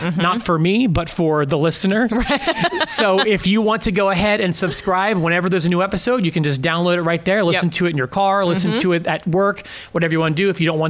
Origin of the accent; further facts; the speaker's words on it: Philadelphia, Pennsylvania, United States; moved away; I'm from Philadelphia.